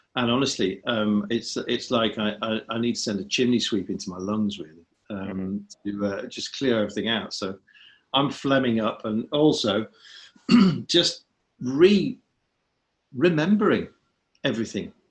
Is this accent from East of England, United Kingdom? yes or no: no; Sheffield, Yorkshire and the Humber, United Kingdom; born or raised there